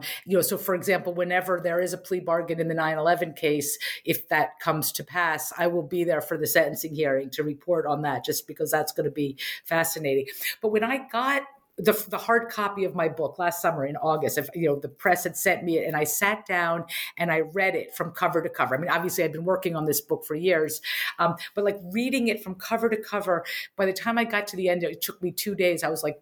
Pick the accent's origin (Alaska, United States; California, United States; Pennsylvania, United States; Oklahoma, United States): Pennsylvania, United States; Harrisburg; So I grew up in Harrisburg, Pennsylvania.